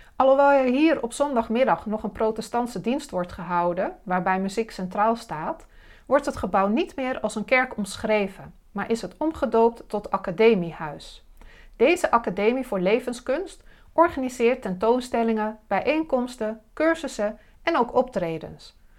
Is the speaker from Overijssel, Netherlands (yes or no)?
yes; Dalfsen, Overijssel, Netherlands; van Zwolle naar Dalsen, het dorp waar ik ben opgegroeid.